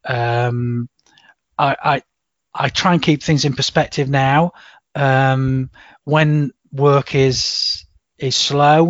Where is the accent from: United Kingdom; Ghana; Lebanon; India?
United Kingdom; Chesterfield, East Midlands; I was growing up in Chesterfield